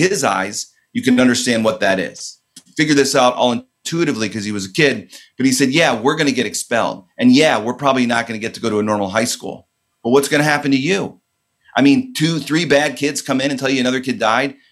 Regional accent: outside of Chicago, Illinois, United States; I grew up in outside of Chicago, very suburban

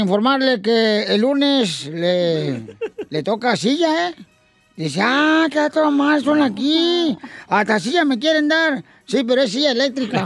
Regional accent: Guasave, Sinaloa, Mexico; Yo soy de Guasave, Sinaloa

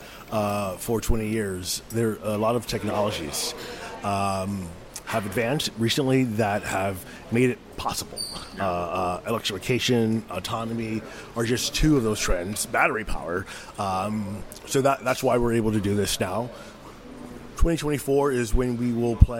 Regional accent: Miami, Florida, United States; moved away; I grew up in West Kendall, 137th and 56th Miller

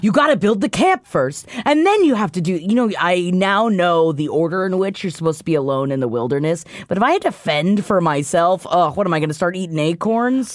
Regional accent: New York City, New York, United States; I'm from Queens

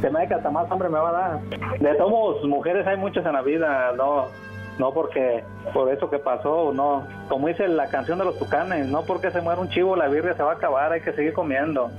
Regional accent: Sinaloa, Mexico; yo soy de, de Sinaloa

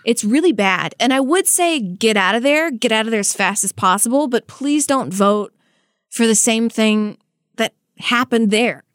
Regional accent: United States; I'm speaking as an American

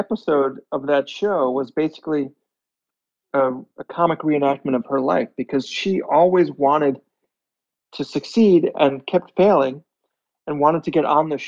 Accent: Long Island, New York, United States; now in New York City, United States; I grew up in Long Island, and I didn't, only 25 miles outside of New York City

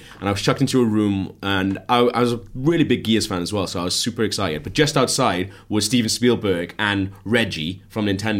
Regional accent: Wales, United Kingdom; I'm Welsh, so I just think everyone's just moaning. And like, we don't really have that in Wales.

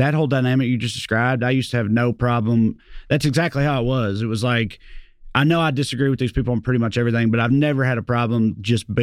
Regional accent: Salina, United States; born or raised there; accent: Southern; moved away

